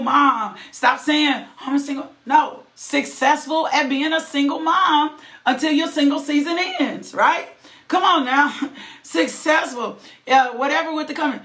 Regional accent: the South, United States; I'm from the South

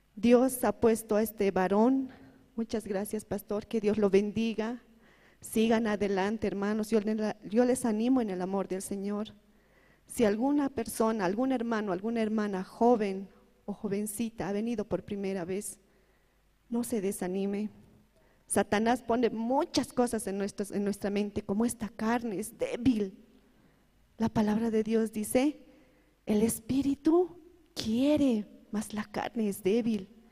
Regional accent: El Alto, La Paz, Bolivia; Yo vengo de la ciudad de La Paz, del Alto

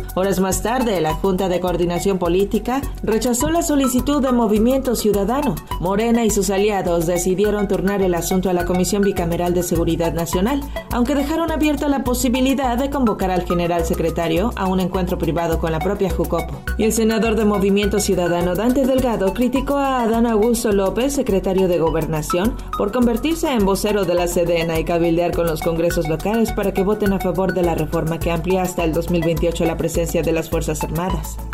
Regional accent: Venezuela; moved away as an adult; Yo soy uno también, un venezolano que ingresé hace allá

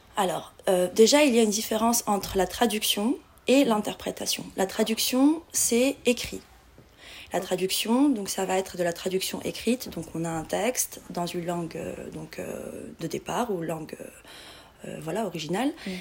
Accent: Morocco; moved away as an adult; also born or lived in Casablanca / Granada / Paris; je suis marocaine

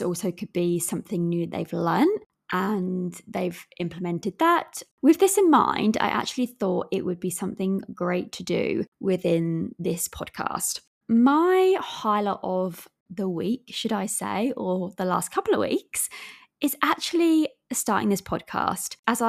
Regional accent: England, United Kingdom; accent: English, with an Australian twang; I'm aware that my accent is from England, as well as I do have a bit of an Aussie twang with the different words that I say.

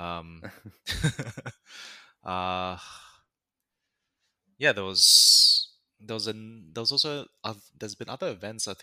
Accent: Malaysia; we're Malaysian. We're fellow Malaysians.

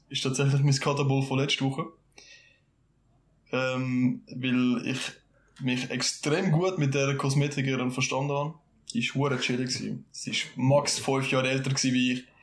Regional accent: Switzerland; wir fühlst als Schweizer

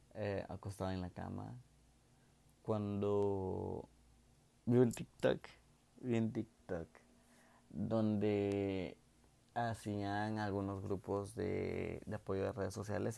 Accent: Mexico; soy un chico de México

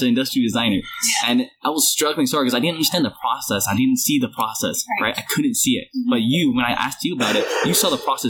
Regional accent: Vancouver, British Columbia, Canada; That's my hometown.

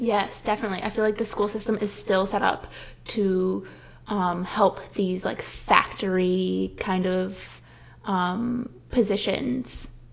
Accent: Midwest, United States; growing up in the Midwest, you're told so often to play it safe and get the practical job

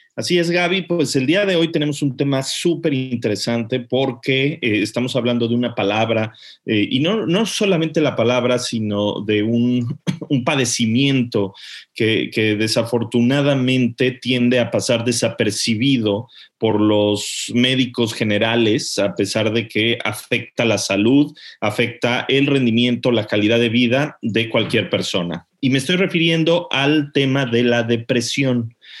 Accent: Mexico; now in England; somos muchos los mexicanos que vivimos en el extranjero, ¿no? En mi caso yo vivo en Inglaterra

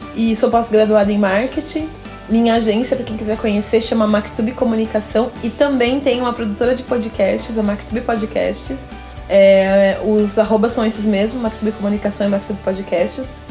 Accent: Cerquilho, São Paulo, Brazil; also born or lived in Paraná; eu sou uma paranaense que saí do Paraná ainda bebê, no... com uma mudança da minha família para o interior do estado de São Paulo, para Cerquilho

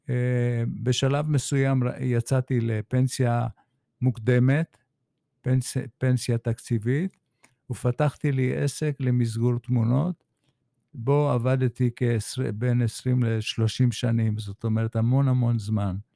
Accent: Haifa, Haifa District, Israel; האימא שלי צפתית הרבה דורות לאחור, ילידת הארץ. למדתי בבית ספר בחיפה

